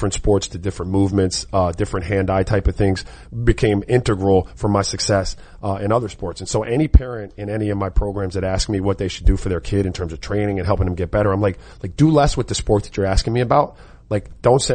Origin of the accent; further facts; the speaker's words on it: Dade County, South Florida, United States; I grew up in Dade